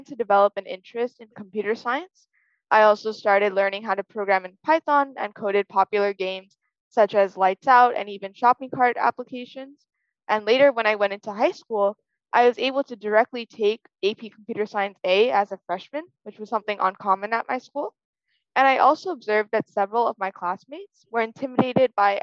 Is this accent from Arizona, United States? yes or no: no; Chicago, Illinois, United States; I'm from Chicago, Illinois